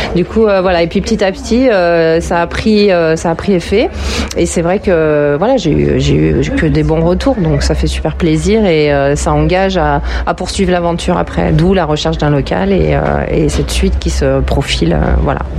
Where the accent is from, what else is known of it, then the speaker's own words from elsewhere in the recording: Villeurbanne, Auvergne-Rhône-Alpes, France; je suis de Villeurbanne, donc je suis née ici, j'ai grandi ici